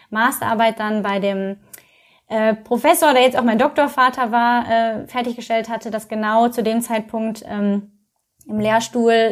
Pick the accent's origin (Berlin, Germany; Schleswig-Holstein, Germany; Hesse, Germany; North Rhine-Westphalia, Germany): North Rhine-Westphalia, Germany; now in Köln, Germany; also ich komme ja aus dem Ruhrgebiet, hatte vorher echt auch nicht viel am Hut mit äh, Köln